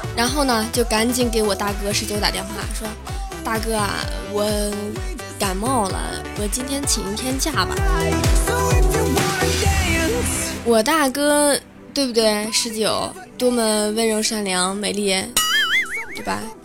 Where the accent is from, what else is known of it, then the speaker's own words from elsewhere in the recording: Inner Mongolia, China; moved away; 我的老家是内蒙古的